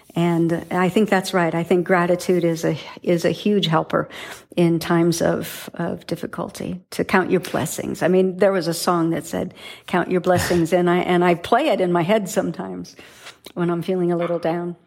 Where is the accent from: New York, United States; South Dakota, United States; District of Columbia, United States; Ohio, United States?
South Dakota, United States; growing up in South Dakota in farm country